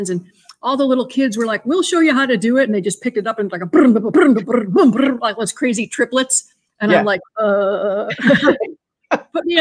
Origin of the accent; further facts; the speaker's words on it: Endicott, New York, United States; also born or lived in Buffalo, New York / Philadelphia; now in near Philadelphia, United States; my parents moved to a town called Endicott, New York, which is in the middle of New York State